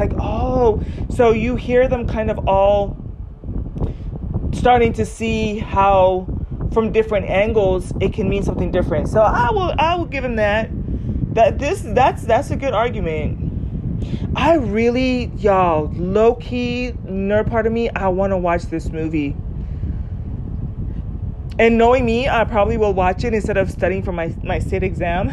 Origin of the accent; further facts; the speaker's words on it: Southern California, United States; I grew up in Southern California, kind of like low-key granola valley girl